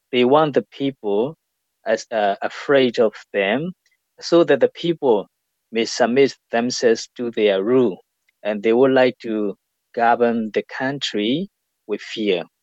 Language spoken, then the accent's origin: English; Myanmar; Well, I am from Myanmar